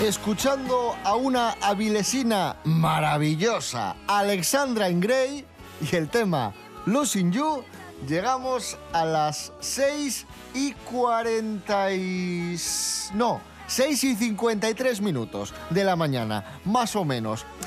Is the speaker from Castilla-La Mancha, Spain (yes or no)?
no; Asturias, Spain; los asturianos somos adictos al, al McDonald's